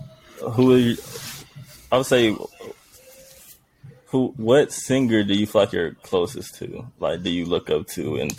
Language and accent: English; Chicago, Illinois, United States; We are from the middle of Chicago.